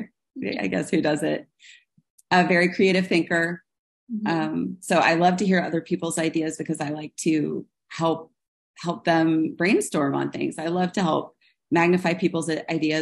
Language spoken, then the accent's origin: English; Kansas City, United States; I'm from Kansas City